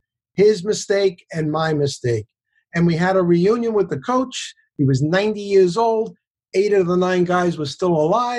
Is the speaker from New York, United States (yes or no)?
yes; New York City, New York, United States; At age 14, I grew up in the South Bronx